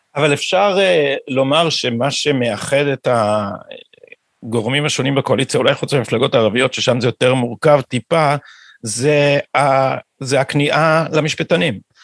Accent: Jerusalem, Jerusalem District, Israel; בא מירושלים ומתוך האליטה הזאת פחות או יותר

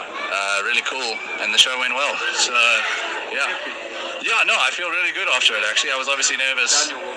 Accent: East London, Eastern Cape, South Africa; also born or lived in Gqeberha; now in Cape Town, South Africa; I live in Cape Town now, but I'm from East London, and I just moved from Gqeberha to Cape Town

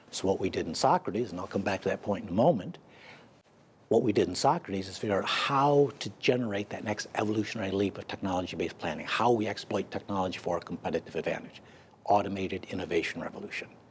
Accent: United States; I'm an American

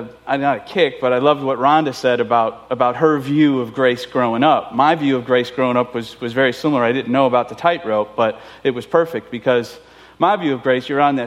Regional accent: Chicago, Illinois, United States; moved away; I'm Italian. I was born and raised in Chicago

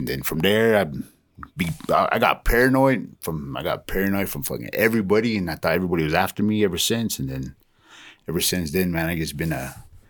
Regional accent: Alamogordo, New Mexico, United States; I was born in Alamogordo, New Mexico.

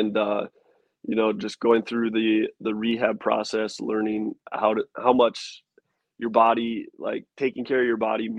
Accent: West Fargo, North Dakota, United States; moved away as an adult; growing up in North Dakota.

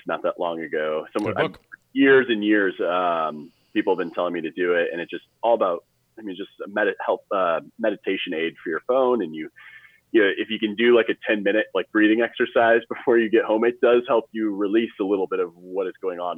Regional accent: St. Louis, Missouri, United States; I'm from St. Louis

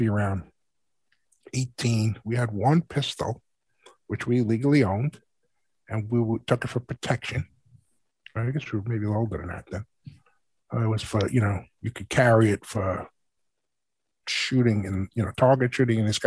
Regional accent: New York City, New York, United States; growing up in New York City

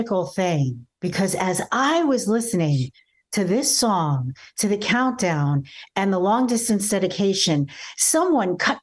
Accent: Irvington, New Jersey, United States; also born or lived in Belleville, New Jersey; now in West Palm Beach, United States; I was born in Belleville, New Jersey. So I'm a Jersey girl, and I grew up in a little town, I call it a city town, called Irvington, New Jersey

